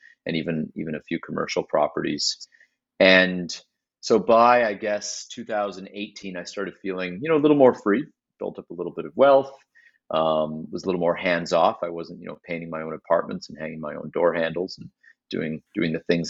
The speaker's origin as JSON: {"language": "English", "town": "Mississauga", "region": "Ontario", "country": "Canada", "tie": "born or raised there", "said": "growing up in Mississauga, which is where I'm from originally"}